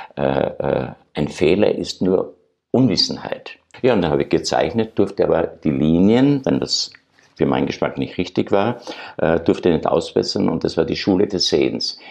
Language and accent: German; Austria; moved away; also born or lived in Germany; als Österreicher in Deutschland